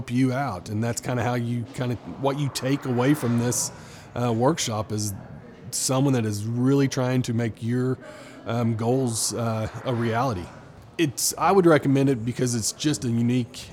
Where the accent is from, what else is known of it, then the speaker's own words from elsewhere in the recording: Tulsa, Oklahoma, United States; I am from Tulsa, Oklahoma, and I'm with Farmers Insurance